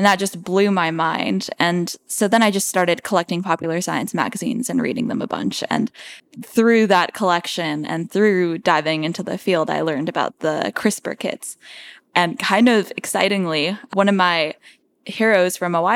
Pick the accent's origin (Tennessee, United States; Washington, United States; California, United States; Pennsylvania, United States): Washington, United States; Seattle; I grew up in Seattle, Washington